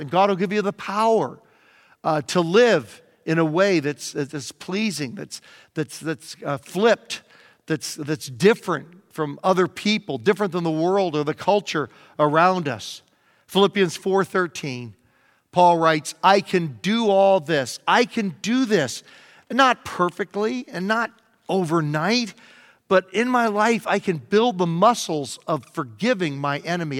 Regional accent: Virginia, United States; now in Southern California, United States; growing up in Virginia, where we have plenty of rain all the time

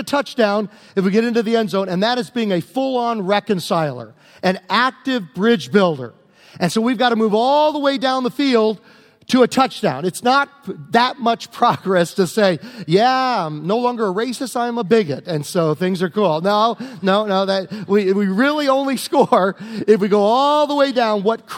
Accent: Prince George, Virginia, United States; 1971, growing up in Virginia

